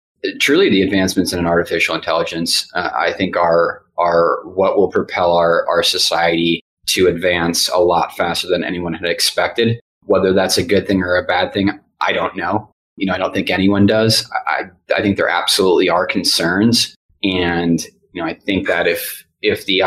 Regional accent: Midwest, United States; moved away; also born or lived in Texas; I know from growing up in the Midwest

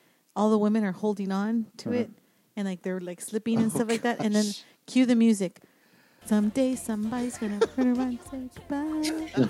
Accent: San Antonio, Texas, United States; we are from Texas, San Antonio specifically.

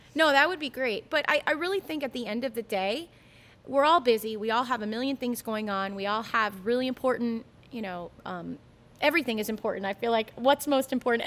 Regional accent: Ocala, Florida, United States; all my sisters and I growing up in Ocala

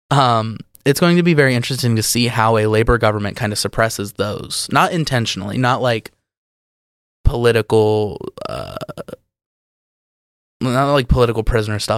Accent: United Kingdom; Especially because conservative policies have failed us as British people, as as voters in the UK.

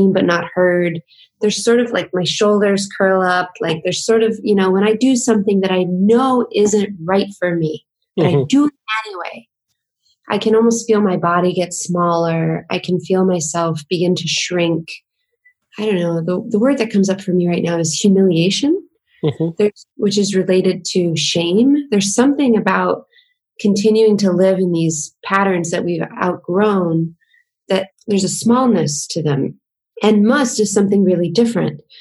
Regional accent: the southern United States, United States; I grew up in the southern part of the United States, which is very conservative and traditional.

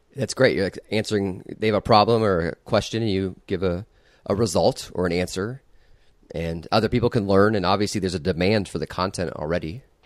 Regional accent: Iowa, United States; I grew up in Iowa.

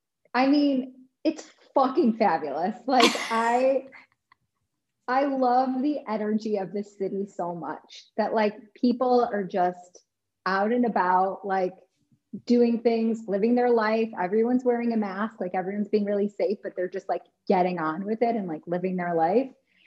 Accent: Midwest, United States; versus growing up in the Midwest where everybody like has to have meat at every single meal.

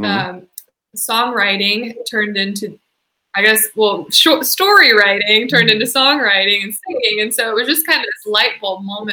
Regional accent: Nashville, Tennessee, United States; I was born and raised in Nashville. So I've been here forever

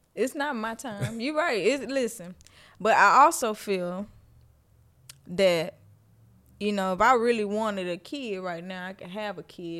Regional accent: Louisiana, United States; moved away; I'm from Louisiana

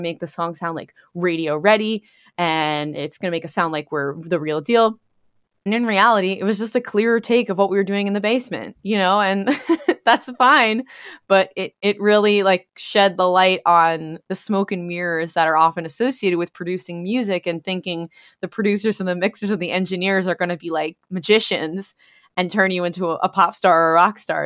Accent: New York, United States; moved away as an adult; now in Pennsylvania, United States; I'm originally from New York and spent most of my time there, and then recently have relocated to Pennsylvania.

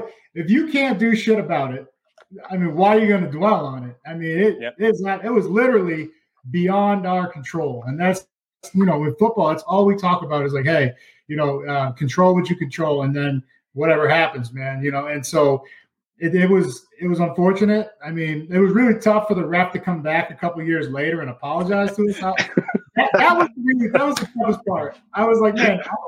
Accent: Plainville, Massachusetts, United States; I'm from Plainville

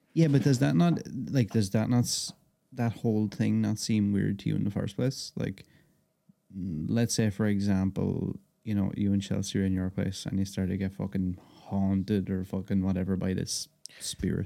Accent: Ireland; I'm Irish

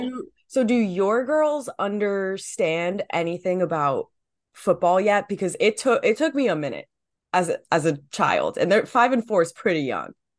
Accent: New Jersey, United States; I'm from New Jersey

